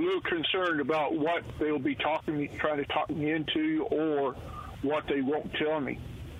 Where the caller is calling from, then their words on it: Louisiana, United States; I'm a subscriber from Louisiana, and I will be retiring probably about September